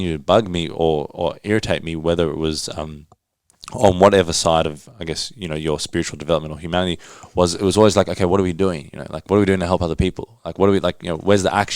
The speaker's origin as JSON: {"language": "English", "town": "Johannesburg", "region": "Gauteng", "country": "South Africa", "tie": "born or raised there", "moved": "yes", "said": "I was born in Johannesburg"}